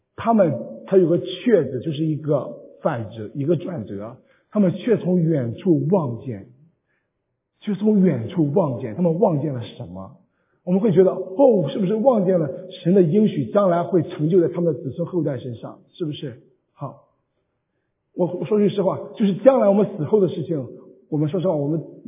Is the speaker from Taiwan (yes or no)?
no; Qingdao, Shandong, China; now in San Jose, United States; 我会用乡音告诉你说安史山东请东引